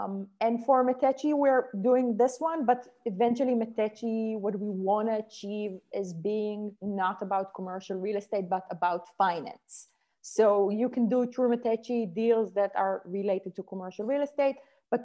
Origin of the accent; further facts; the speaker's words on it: Israel; English is a second language; moved away as an adult; When I came from Israel and I said, how should I, so I need to take my son to school, it's snowing, what should I do?